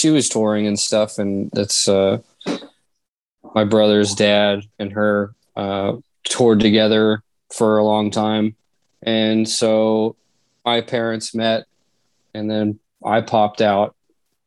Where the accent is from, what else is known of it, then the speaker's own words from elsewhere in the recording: Reno, Nevada, United States; also born or lived in Las Vegas, Nevada; I moved back to Reno from Vegas